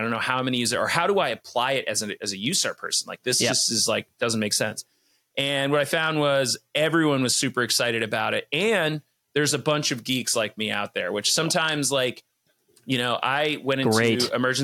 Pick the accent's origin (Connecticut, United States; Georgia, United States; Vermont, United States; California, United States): Vermont, United States; I dialed into my home state